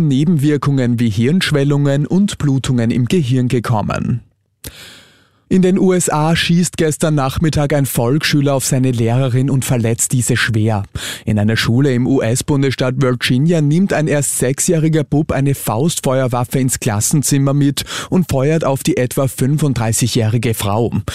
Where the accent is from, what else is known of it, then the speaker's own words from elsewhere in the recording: Austria; bei uns in Österreich